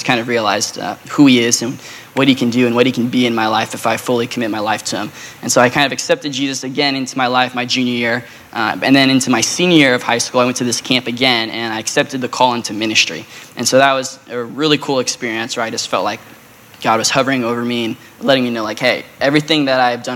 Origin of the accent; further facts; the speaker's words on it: Phoenix, Arizona, United States; I was born and raised here in Phoenix